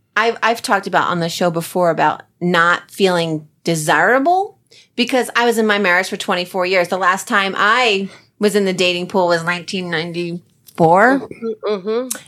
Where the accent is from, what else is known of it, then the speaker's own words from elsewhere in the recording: New Jersey, United States; I'm from Jersey